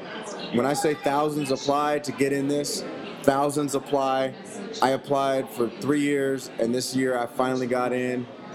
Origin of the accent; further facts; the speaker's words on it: Orange County, California, United States; moved away as an adult; also born or lived in Los Angeles, California; now in Salt Lake City, United States; I'm born in LA and Orange County raised